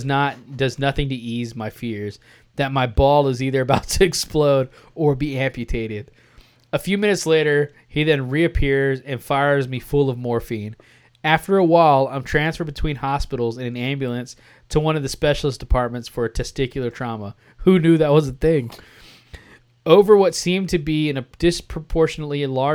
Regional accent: Texas, United States; I'm from Texas.

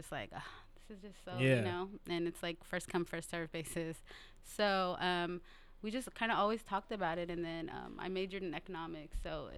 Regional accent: Seattle, Washington, United States; Yeah, correct? South Seattle.

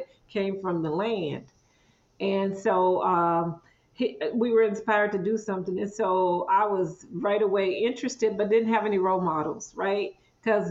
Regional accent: Mississippi Delta, southeast Arkansas, United States; I grew up right on the Louisiana border in southeast Arkansas near the Mississippi River

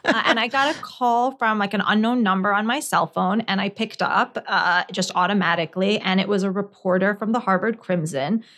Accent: Scotland, United Kingdom; moved away; also born or lived in New Jersey, United States; I grew up in Scotland

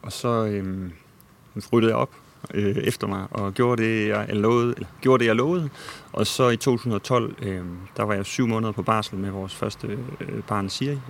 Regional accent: Odense, Southern Denmark, Denmark; also born or lived in Nørrebro, Copenhagen; now in Copenhagen, Denmark; i min barndom med mine forældre og bedsteforældre i Odense, hvor jeg kommer fra

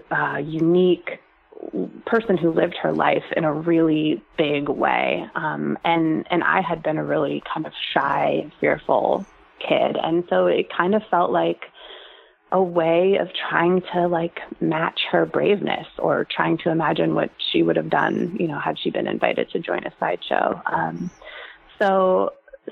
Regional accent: San Francisco Bay Area, California, United States; I'm from the San Francisco Bay Area

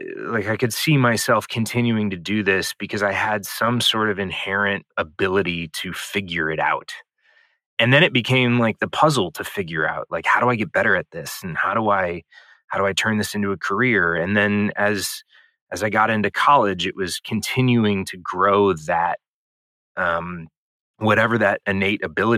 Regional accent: St. Louis, Missouri, United States; I grew up in St. Louis, Missouri

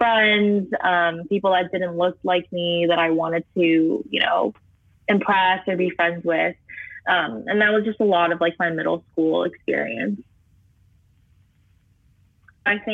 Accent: Fairfax, Virginia, United States; I'm 17, and I'm from Fairfax, Virginia

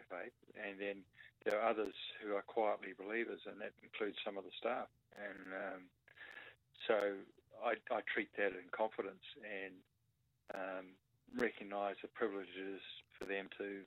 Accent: Rotorua, Bay of Plenty, New Zealand; now in Melbourne, Australia; growing up in Rotorua amongst a lot of the Maori folk, where half the class was Maori background

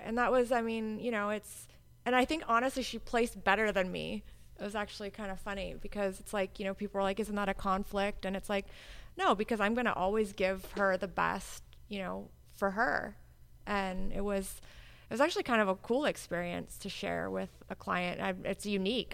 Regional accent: Hawaii, United States; moved away as an adult; also born or lived in California / Oregon / Chicago; now in Florida, United States; I was born in Hawaii. Uh, I was born and raised there.

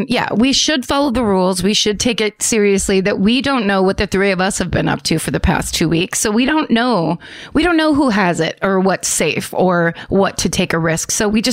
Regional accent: Philadelphia, Pennsylvania, United States; Like I said home, like I'm from Philadelphia. Am I in Philadelphia? No.

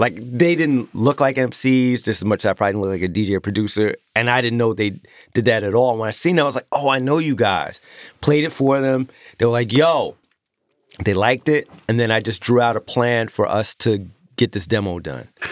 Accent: New York City, New York, United States; moved away; also born or lived in Long Island; I'm from Queens

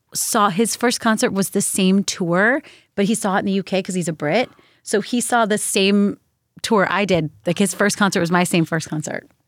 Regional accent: Virginia, United States; I grew up in Virginia

